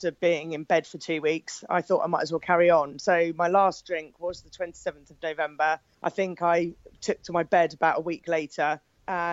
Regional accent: Poole, South West England, United Kingdom; I'm from Poole in Dorset in the UK

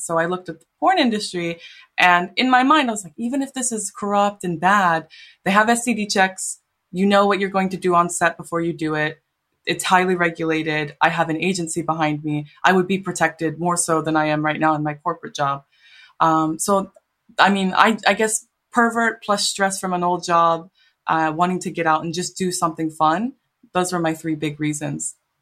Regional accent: San Diego, California, United States; moved away as an adult; now in Japan; like in San Diego, where I went, like, I grew up mostly

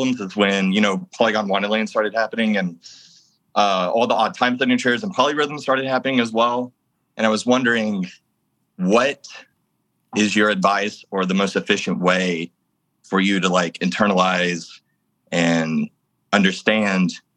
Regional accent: Mobile, Alabama, United States; now in Brooklyn, United States; I'm from Mobile, Alabama.

